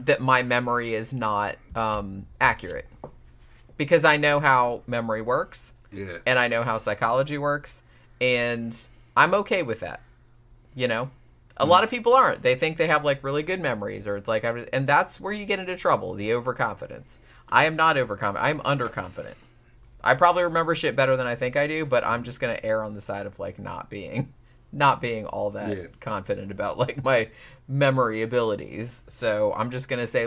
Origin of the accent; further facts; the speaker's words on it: Daytona Beach, Florida, United States; I grew up in Daytona